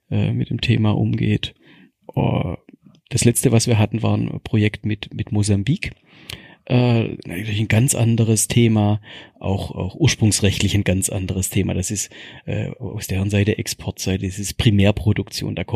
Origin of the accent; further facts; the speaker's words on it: Baden-Württemberg, Germany; als Schwabe perfekt. Ich kann das zwei, dreimal aufgießen mit den gleichen Teeblättern.